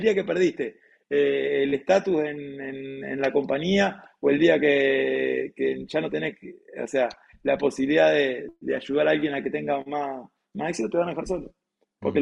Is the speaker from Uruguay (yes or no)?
yes; Uruguay; soy uruguayo